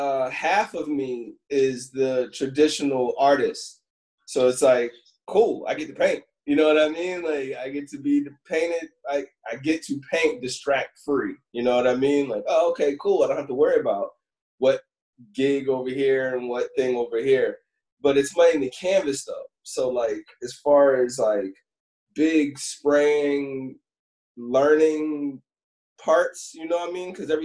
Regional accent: Cleveland, Ohio, United States; also born or lived in Chicago / Philadelphia / Los Angeles; now in New York, United States; So I'm originally from Cleveland, Ohio, and then I moved to Chicago and Philly and LA, and now I'm in New York, right?

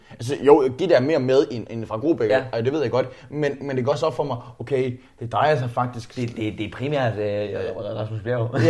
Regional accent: Zealand, Denmark; born there; Jeg er født på Lolland, hvor min far og mor havde en stor gård, og jeg tror nok, det var meningen, at jeg skulle overtage den gård.

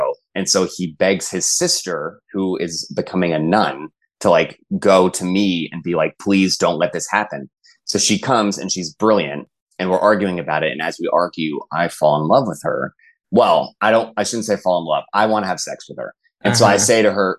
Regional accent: Texas, United States; I'm from Texas. And like, we have like a football dynasty at my school.

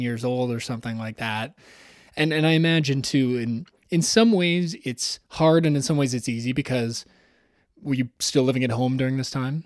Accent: Toronto, Ontario, Canada; Toronto, Ontario, which is, of course, my hometown.

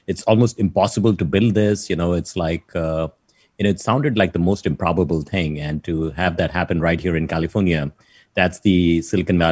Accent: Mumbai, Maharashtra, India; now in San Francisco Bay Area, United States; I have the go-getter attitude from Bombay, you know, all the way from India

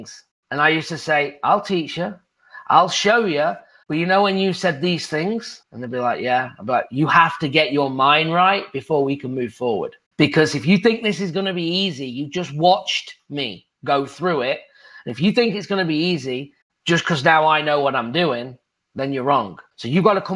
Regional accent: England, United Kingdom; moved away as an adult; now in United States; I'm from England as a golf pro, moving to the United States, being a real estate investor

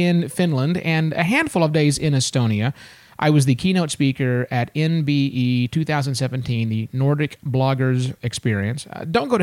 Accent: United States; now in Bangkok, Thailand

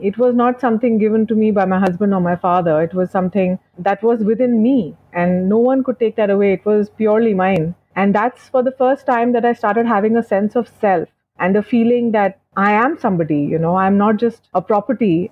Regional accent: Dubai, United Arab Emirates; I was brought up in Dubai

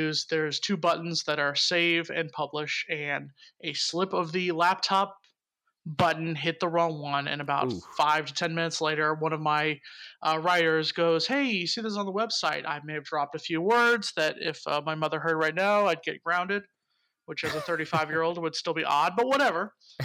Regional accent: South Florida, United States; I'm from South Florida

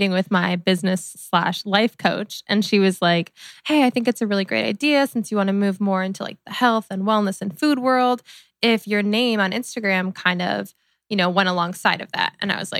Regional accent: Ohio, United States; we're both from Ohio.

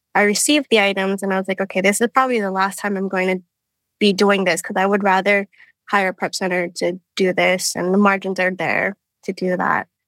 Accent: Hawaii, United States; moved away; I'm from Hawaii

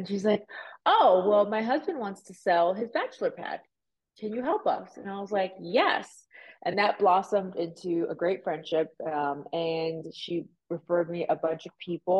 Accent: Miami, Florida, United States; also born or lived in Puerto Rico; now in Las Vegas, United States; I was born in Puerto Rico. I was raised in Miami. I moved to Vegas

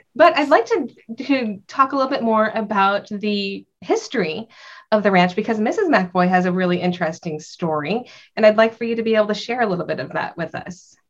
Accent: Central California, United States; I grew up around olives where I grew up in Central California

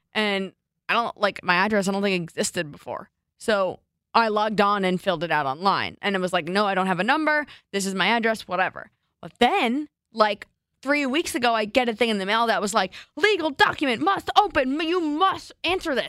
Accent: New Jersey, United States; growing up in New Jersey

